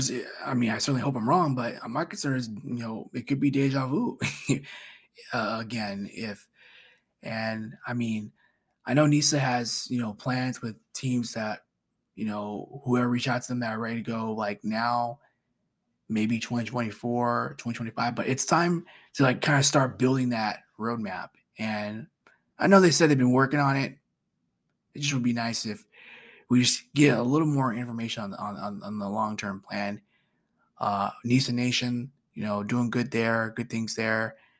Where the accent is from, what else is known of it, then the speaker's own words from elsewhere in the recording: Orlando, Florida, United States; I'm from Orlando.